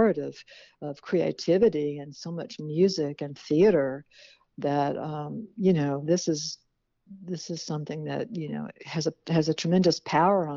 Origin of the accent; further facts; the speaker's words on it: the South, United States; moved away; also born or lived in Mississippi / New Orleans, Louisiana; I was born and raised, in the South